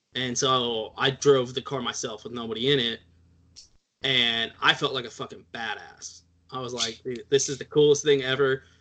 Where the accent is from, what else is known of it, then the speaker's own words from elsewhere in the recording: Texas, United States; I'm Texan, so I'm like halfway Mexican already